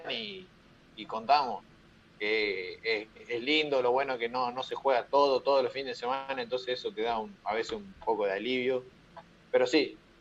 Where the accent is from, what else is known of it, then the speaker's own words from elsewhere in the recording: Lobos, Buenos Aires Province, Argentina; Yo soy de Lobos